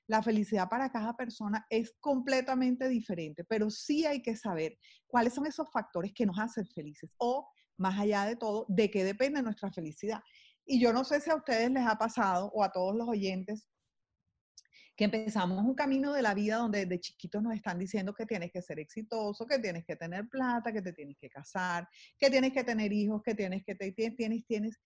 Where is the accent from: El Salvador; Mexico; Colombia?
Colombia; Barranquilla, Atlántico; also born or lived in London; Eh, nací en Londres, imagínense, fui así como como un regalito que les mandó la vida a ellos y eventualmente se vinieron para acá muy jóvenes y hicieron su vida, mi papá y mi mamá hicieron su vida aquí en Barranquilla